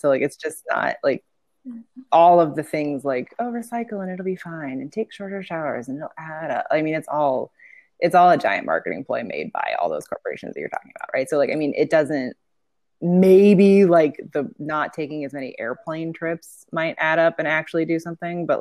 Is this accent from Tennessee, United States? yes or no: no; Portland, Oregon, United States; I grew up in Portland too